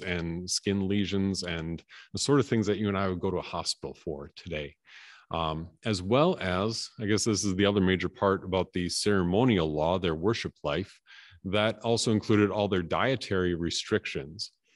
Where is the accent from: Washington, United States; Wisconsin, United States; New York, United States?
Wisconsin, United States; Appleton; moved away; also born or lived in Canada; I had that in, in my hometown too, that, uh, that everything closed between one and three on Good Friday.